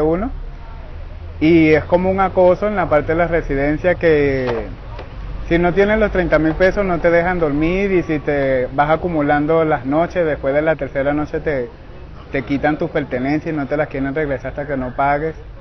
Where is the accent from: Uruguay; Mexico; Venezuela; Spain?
Venezuela; Carabobo; moved away as an adult; yo soy del estado Carabobo, Venezuela.